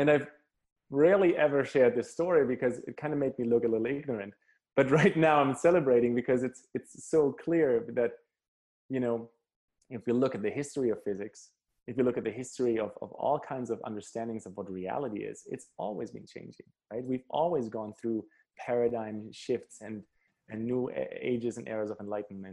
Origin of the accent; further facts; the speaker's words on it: Germany; I grew up in Germany, so went through that schooling system